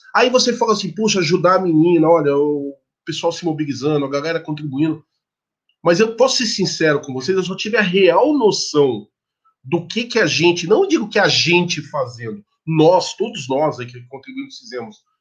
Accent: Guarulhos, São Paulo, Brazil; Guarulhos, Guarulhos, minha terra

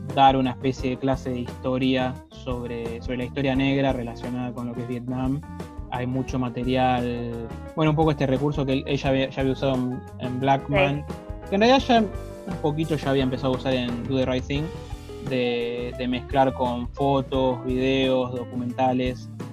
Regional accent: Argentina; somos blancos y argentinos

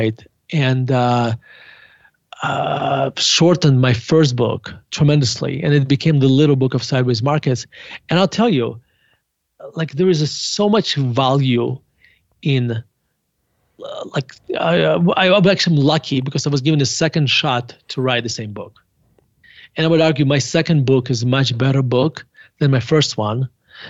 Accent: Murmansk, Murmansk Oblast, Russia; now in Denver, United States; I was born in Murmansk, Russia

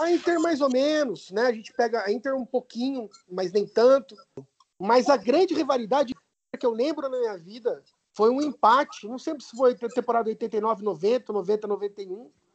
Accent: Campinas, São Paulo, Brazil; eu sou de Campinas

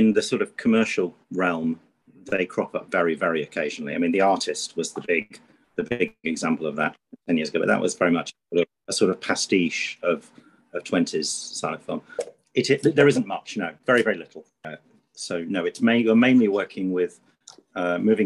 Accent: Grimsby, Yorkshire and the Humber, United Kingdom; I grew up in Grimsby on the northeast coast of England

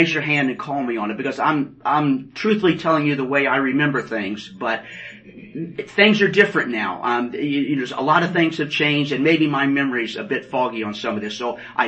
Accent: West Terre Haute, Indiana, United States; moved away; I was born in Indiana, West Terre Haute. Not Terre Haute, West Terre Haute.

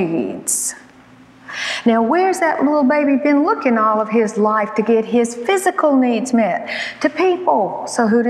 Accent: Alabama, United States; I was born and raised in Alabama

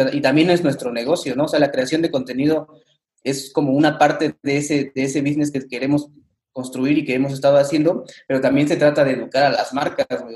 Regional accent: Mexico; somos mexicanos y somos latinos

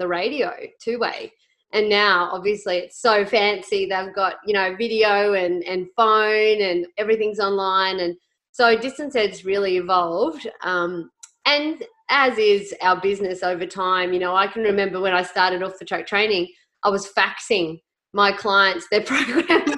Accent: Goondiwindi, Queensland, Australia; moved away as an adult; also born or lived in Armidale, New South Wales / Sunshine Coast; now in Longreach, Australia; I was a country girl. I'm originally from Gundawindi on the Queensland, New South Wales border. We had a small farm there

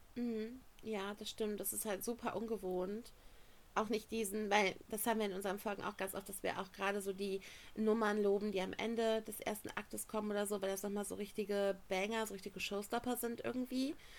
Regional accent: Germany; wir kommen aus Deutschland

